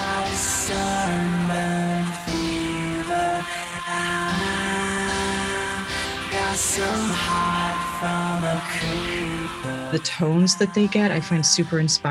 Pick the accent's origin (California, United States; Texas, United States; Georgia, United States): Texas, United States; Dallas; I'm also from Dallas